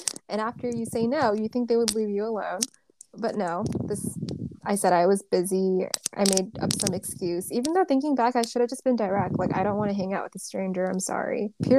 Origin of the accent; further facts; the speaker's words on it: California, United States; I'm from SoCal.